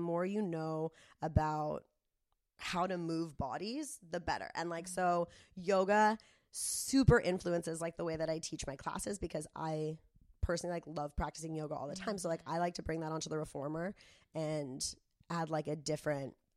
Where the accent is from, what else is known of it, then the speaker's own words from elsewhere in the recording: Del Mar, California, United States; growing up in Del Mar